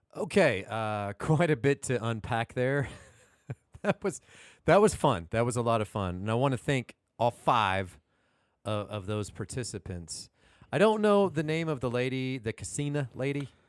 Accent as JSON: {"language": "English", "town": "Houston", "region": "Texas", "country": "United States", "said": "I'm actually from Houston"}